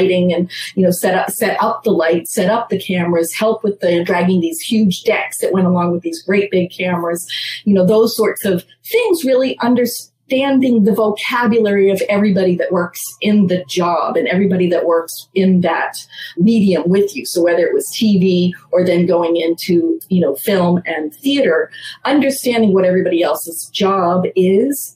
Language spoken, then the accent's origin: English; Massachusetts, United States; moved away as an adult; now in New York City, United States; I grew up in Massachusetts, then moved to New York in graduate school to get an internship